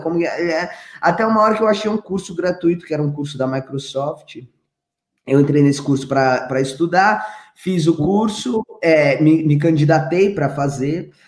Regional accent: Grajaú, São Paulo, Brazil; Eu nasci no Grajaú

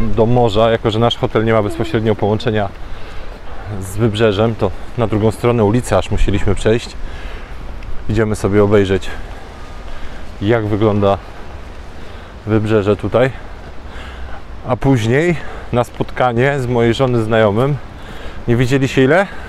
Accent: Poland; powiedziałem, że z Polski

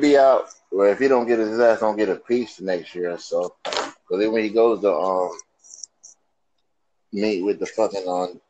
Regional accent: North Carolina, United States; now in Connecticut, United States; I'm from North Carolina, though.

